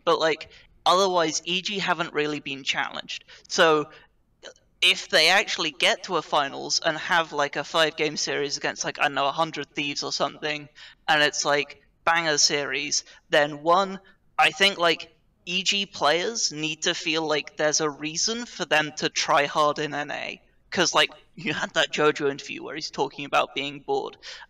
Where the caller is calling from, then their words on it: London, United Kingdom; I am calling from the London, United Kingdom.